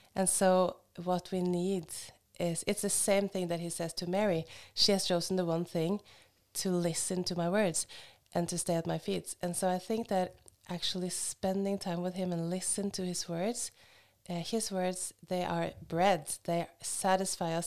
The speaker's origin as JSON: {"language": "English", "town": "Hamar", "region": "Innlandet", "country": "Norway", "tie": "born or raised there", "also_born_or_lived": "Oslo, Norway", "moved": "as an adult", "lives_now": "Kenya", "said": "but I'm from Norway and I was raised in Hamar and I've spent half my life in Oslo before we went to Kenya."}